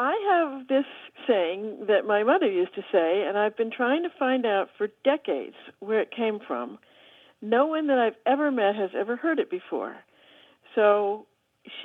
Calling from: Hinesburg, Vermont, United States; I'm calling from Hinesburg, Vermont.

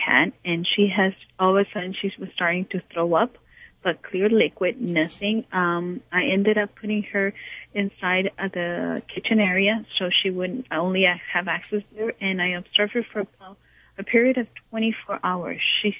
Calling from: Los Angeles, California, United States; I'm calling from Encino, California.

